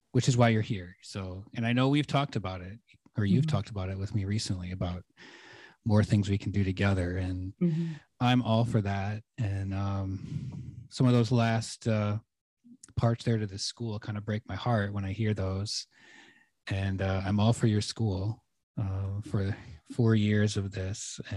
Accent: Michigan, United States; I'm from Michigan.

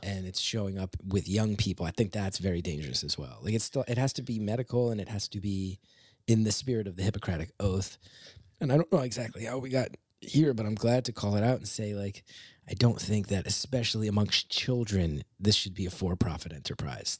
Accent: West Orange, New Jersey, United States; now in New York, United States; I grew up in West Orange

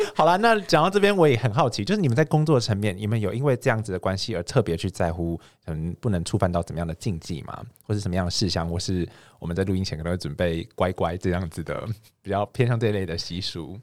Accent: Hengchun, Pingtung County, Taiwan; 我是恒春长大的小孩

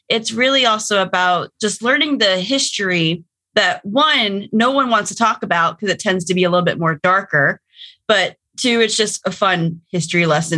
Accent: Pacific Northwest, United States; we have family in Georgia, but we grew up in the Pacific Northwest.

